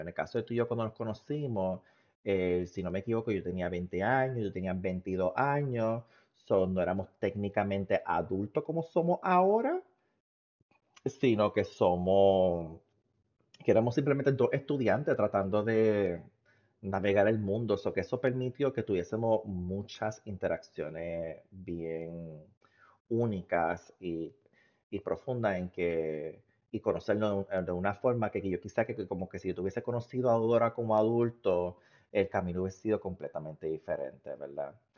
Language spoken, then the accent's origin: Spanish; Puerto Rico; now in United States; los puertorriqueños que están en Estados Unidos, porque los, o, nos fuimos de Puerto Rico